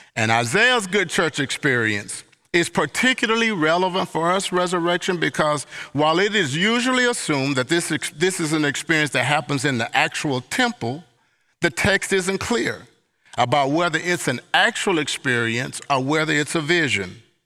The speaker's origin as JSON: {"language": "English", "region": "Mississippi", "country": "United States", "tie": "born or raised there", "also_born_or_lived": "Southwest United States", "moved": "yes", "said": "I'm from Long, Hot, Sweaty, Mississippi Summers and Attic Fans"}